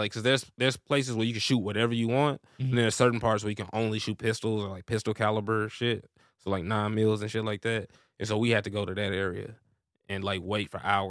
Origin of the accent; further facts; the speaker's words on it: Missouri, United States; Yeah, I'm originally from Missouri, so I got family up there.